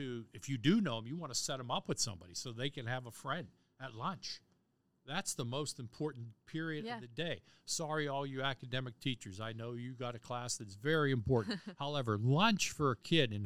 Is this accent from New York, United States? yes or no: no; Bethel Park, Pennsylvania, United States; also born or lived in Crafton, Pennsylvania; when we moved from Crafton to Bethel Park